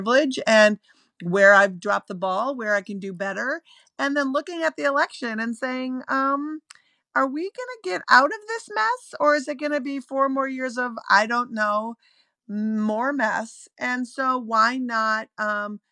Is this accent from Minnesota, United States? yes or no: yes; Minneapolis, Minnesota, United States; now in Brooklyn, United States; I live in Brooklyn. I'm from Minneapolis